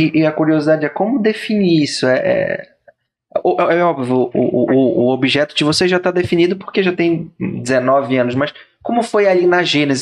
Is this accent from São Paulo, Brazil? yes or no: no; Pará, Brazil; eu não sou paraense raiz, eu sou Nutella